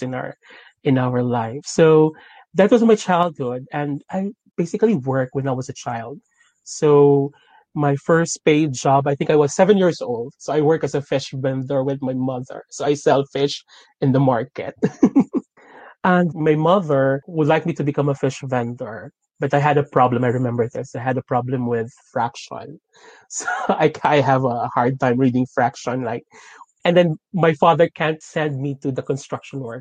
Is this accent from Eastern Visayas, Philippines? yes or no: no; Las Piñas, Metro Manila, Philippines; moved away as an adult; now in London, United Kingdom; Actually, I was born in Las Piñas City in Manila